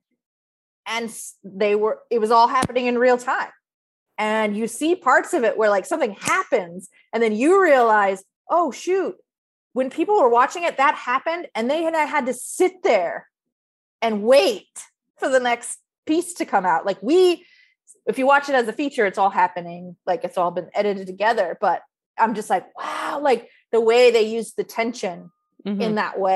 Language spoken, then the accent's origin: English; San Diego, California, United States; I grew up in San Diego, so we weren't too far from